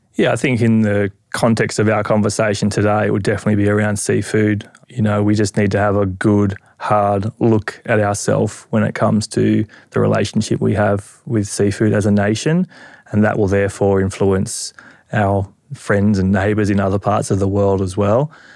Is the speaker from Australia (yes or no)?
yes; Australia